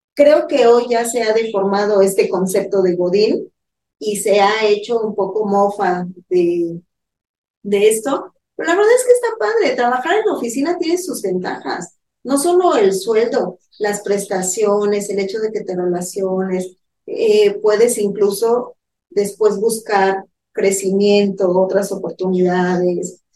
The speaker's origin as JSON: {"language": "Spanish", "country": "Mexico"}